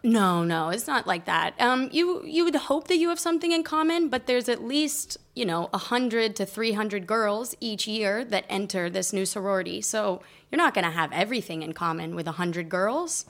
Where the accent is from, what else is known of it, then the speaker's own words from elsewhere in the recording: Colorado, United States; moved away as an adult; also born or lived in Texas; now in Barcelona, Spain; I was born in Texas, and mm. I lived most of my life in Colorado, and then I've been in Barcelona for seven years.